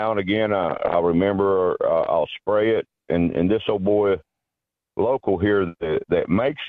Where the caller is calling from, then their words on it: Chattanooga, Tennessee, United States; Chattanooga, Tennessee.